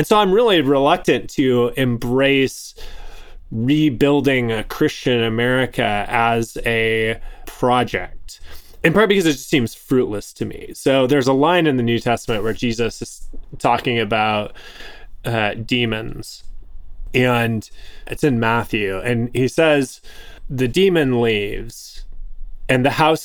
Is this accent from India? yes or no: no; Canada; I was born in Canada